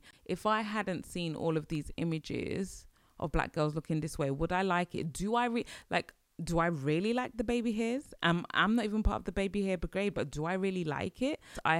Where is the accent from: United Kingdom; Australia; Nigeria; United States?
Nigeria; and I'll say this, especially like being Nigerian